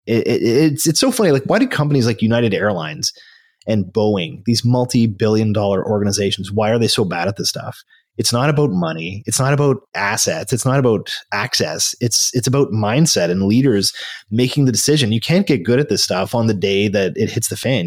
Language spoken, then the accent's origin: English; Canada; here I am as a Canadian